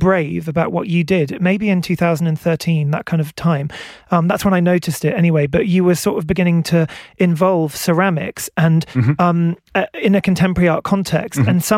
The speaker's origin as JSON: {"language": "English", "region": "England", "country": "United Kingdom", "tie": "born or raised there", "also_born_or_lived": "Wales", "said": "My dad was from Tenby, my mum was from Newport, yeah. Yeah. But I grew up in England."}